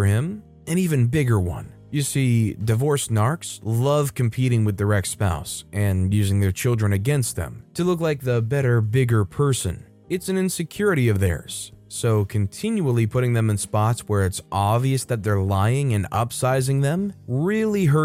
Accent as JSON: {"language": "English", "country": "United States", "said": "as an American"}